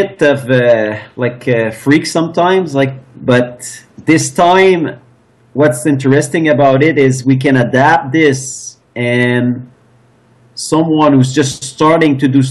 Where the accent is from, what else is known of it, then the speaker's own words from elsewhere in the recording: Eastern Canada, Canada; I'm from Eastern Canada